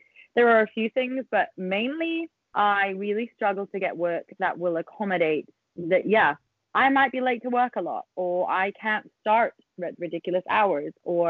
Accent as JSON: {"language": "English", "country": "United Kingdom", "said": "I am a British person."}